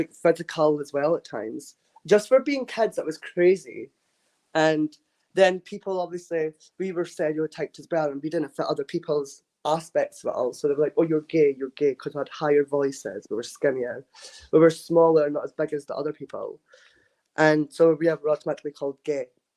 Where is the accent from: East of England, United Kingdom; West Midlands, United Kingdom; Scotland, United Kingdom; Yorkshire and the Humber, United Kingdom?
Scotland, United Kingdom; Dundee; I'm from Dundee in Scotland.